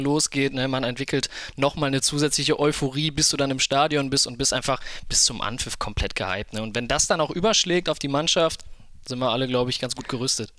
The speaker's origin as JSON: {"language": "German", "town": "Krefeld", "region": "North Rhine-Westphalia", "country": "Germany", "tie": "born or raised there", "said": "komme gebürtig aus Krefeld, wohne auch dort"}